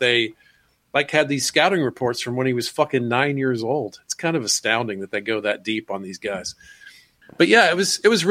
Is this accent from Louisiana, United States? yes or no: no; Georgia, United States; I was from Georgia